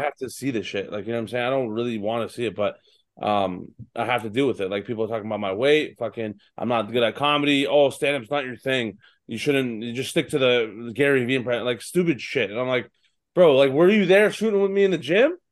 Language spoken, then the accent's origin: English; Toronto, Ontario, Canada; my hometown in, in, uh, Scotiabank Arena